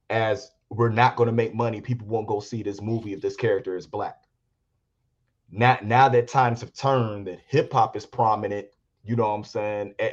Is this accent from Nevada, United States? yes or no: no; Gary, Indiana, United States; me growing up in Gary, Indiana